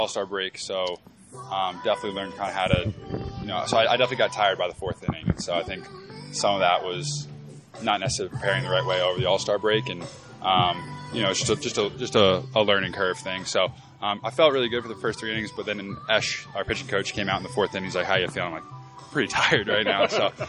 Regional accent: East Coast, United States; And so I'm from the East Coast, obviously, so my only experience of the West Coast is kind of inland.

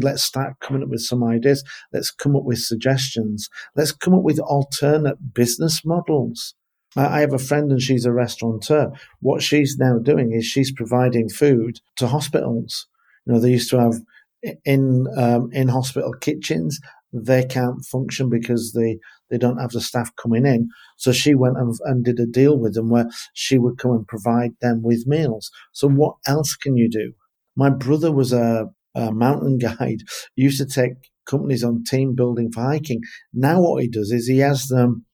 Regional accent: England, United Kingdom; for me being English

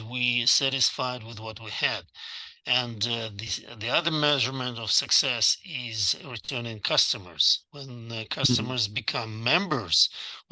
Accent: Russia; moved away as an adult; now in Dallas, United States; in Russia

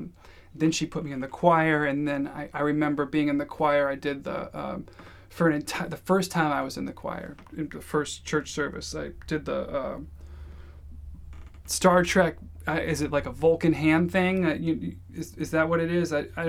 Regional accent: St. Louis, Missouri, United States; also born or lived in Georgia / Michigan / New York / San Francisco; So I was born in Louisville. I moved to St. Louis when I was maybe 10, moved to Georgia when I was 13, moved to Michigan when I was 18, then moved to New York, and then to San Francisco

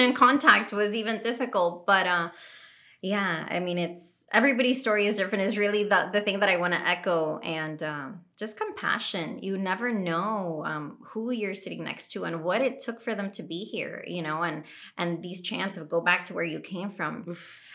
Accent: Colombia; now in United States; I'm an American citizen now, but I love this country. I love the United States, but Colombia will forever be like what I identify

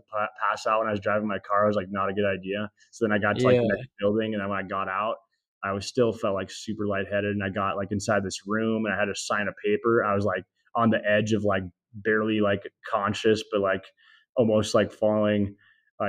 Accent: Glasgow, Montana, United States; moved away as an adult; also born or lived in Washington State; It's called Glasgow, Montana.

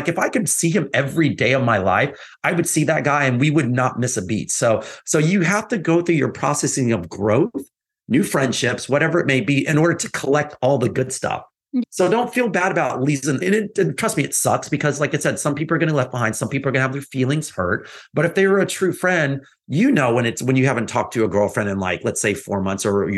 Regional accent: Texas, United States; I grew up in Texas

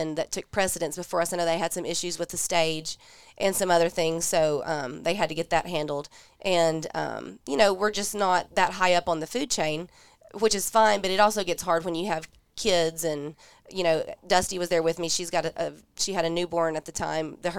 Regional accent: East Tennessee, United States; I grew up in East Tennessee

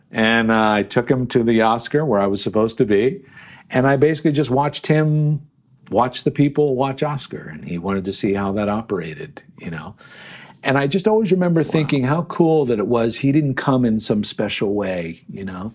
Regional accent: Yardley, Pennsylvania, United States; also born or lived in Trenton, New Jersey; we eventually moved after I was four to a town called Yardley, Pennsylvania, which is right there along the Delaware River

